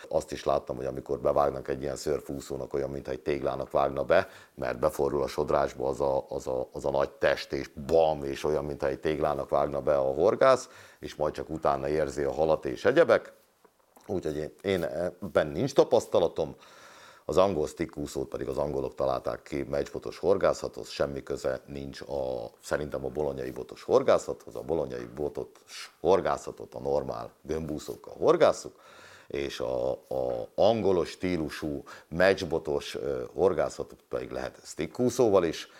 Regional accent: Hungary; én itt nőttem fel

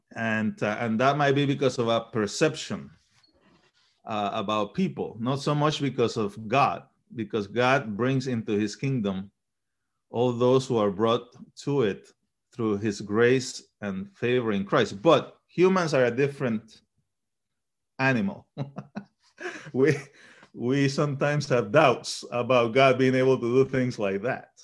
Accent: Panama; also born or lived in Chile; now in United States; We migrated to Panama when I was a, maybe a year old or so. and, um, was raised in Panama until I came to the United States.

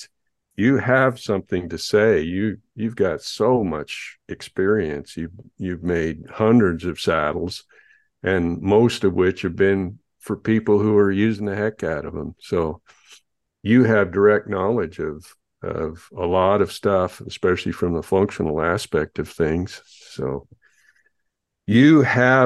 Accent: Idaho, United States; right here in my hometown

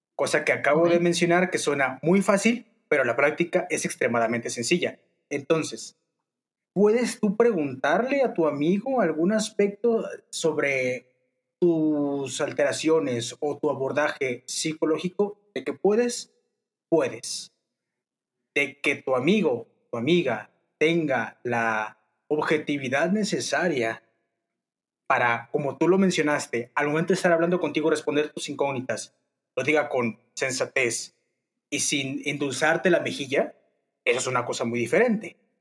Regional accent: Torreón, Coahuila, Mexico; soy de Torreón, Coahuila

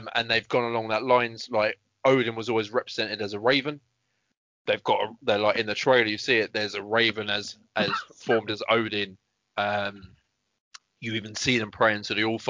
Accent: England, United Kingdom; I am from England.

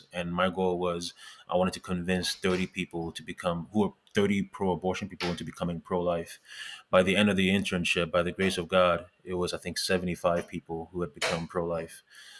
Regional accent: Montreal, Quebec, Canada; also born or lived in Ghana; I was born in Ghana. I was in West Africa. I moved to Canada when I was 10 years old, originally in Montreal.

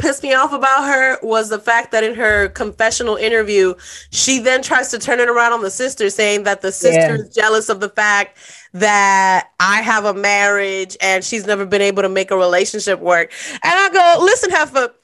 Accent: New York City, New York, United States; moved away as an adult; growing up in New York City

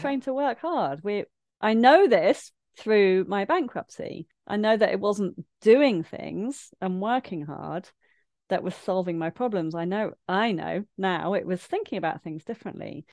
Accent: Midlands, United Kingdom; moved away; I grew up in the Midlands

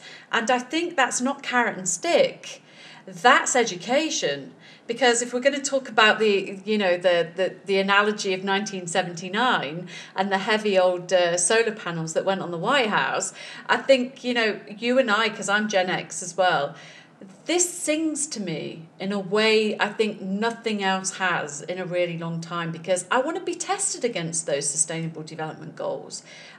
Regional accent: East Midlands, United Kingdom; I come from Sherwood Forest, so trees are very important to me.

